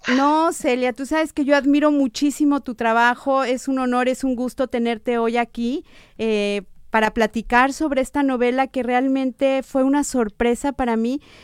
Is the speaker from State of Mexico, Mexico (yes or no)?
no; Guadalajara, Jalisco, Mexico; now in Monterrey, Mexico; yo que soy de Guadalajara